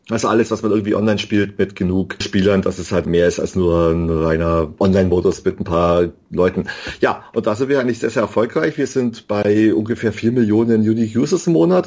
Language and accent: German; Bavaria, Germany; Ich komme vom Land aus Bayern